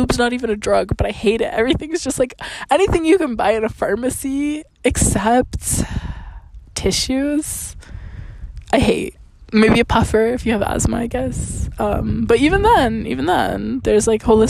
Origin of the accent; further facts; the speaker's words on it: Canada; I'm Canadian